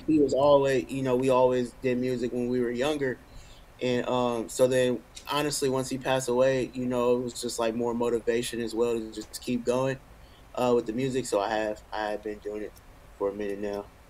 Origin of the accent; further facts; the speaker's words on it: Richmond, California, United States; moved away as an adult; now in Atlanta, United States; growing up in Richmond, it was, you know, it was crazy